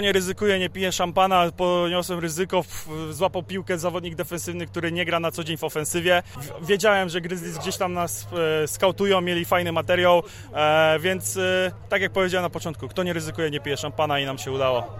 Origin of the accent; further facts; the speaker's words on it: Szczecin, West Pomeranian Voivodeship, Poland; Ogólnie jestem ze Szczecina